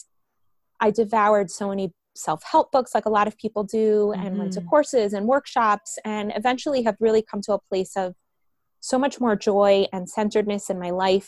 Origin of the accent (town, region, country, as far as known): Miami, Florida, United States; born or raised there; accent: American; English is a second language; moved away as an adult; also born or lived in Bogota, Colombia; now in Jerusalem, Israel